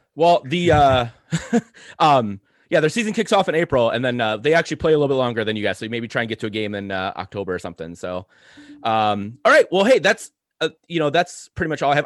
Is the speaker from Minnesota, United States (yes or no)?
yes; Saint Paul, Minnesota, United States; I grew up in Saint Paul, I love Saint Paul